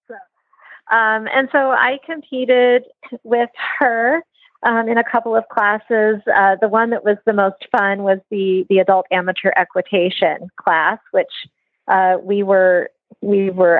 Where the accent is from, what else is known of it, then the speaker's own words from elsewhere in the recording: Missouri, United States; now in Oregon, United States; my parents' place where I grew up in Missouri